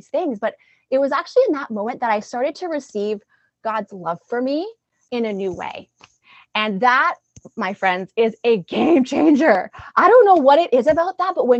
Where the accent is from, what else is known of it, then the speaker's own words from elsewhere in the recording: Alberta, Canada; moved away as an adult; I'm originally from Alberta